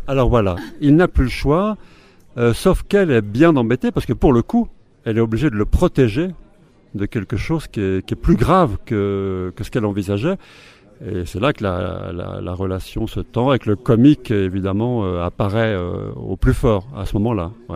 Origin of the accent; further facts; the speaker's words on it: Haute-Savoie, Auvergne-Rhône-Alpes, France; je suis né en Haute-Savoie